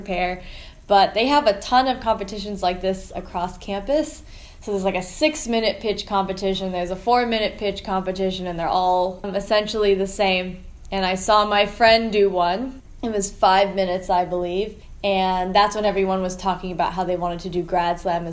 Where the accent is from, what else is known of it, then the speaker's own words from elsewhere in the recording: Falls Church, Virginia, United States; moved away as an adult; also born or lived in Philippines; now in California, United States; I am originally from Washington, D.C. area in the Falls Church area. And I pretty much grew up on the East Coast. There was a period where I lived in the Philippines also for 3 years. But Virginia is my home